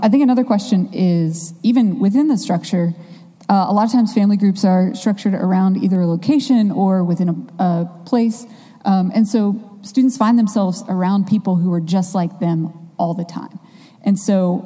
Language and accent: English; Midwest, United States; now in Chapel Hill, United States; I grew up in the Midwest